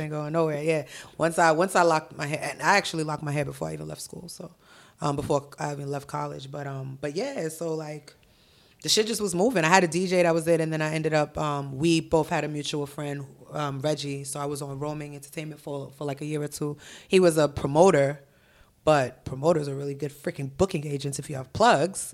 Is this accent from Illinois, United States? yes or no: no; Milton, Massachusetts, United States; also born or lived in Haiti; I'm from Milton. Like, I went to school in Milton High